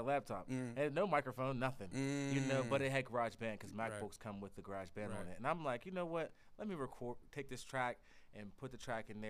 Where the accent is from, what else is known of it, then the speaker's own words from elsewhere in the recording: Pittsburgh, Pennsylvania, United States; I'm here from Pittsburgh, Pennsylvania. I'm from the East End, but I lived all over Pittsburgh